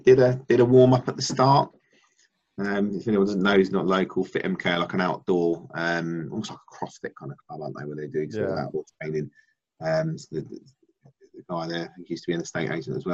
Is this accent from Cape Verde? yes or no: no; Milton Keynes, South East England, United Kingdom; born or raised there